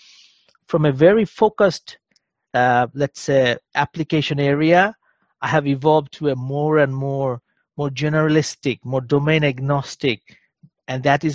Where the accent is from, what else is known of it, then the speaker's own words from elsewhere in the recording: Bangladesh; moved away as an adult; also born or lived in Germany; I'm originally from Bangladesh